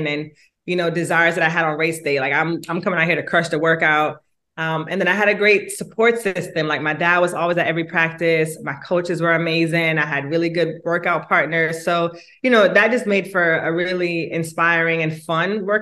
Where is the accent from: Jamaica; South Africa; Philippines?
Jamaica; now in United States; I was born in Jamaica